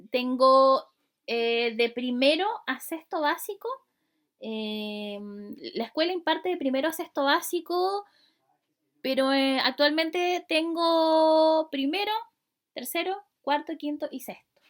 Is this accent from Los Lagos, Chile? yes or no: yes; Ancud, Los Lagos, Chile; yo soy de Chiloé, de Ancú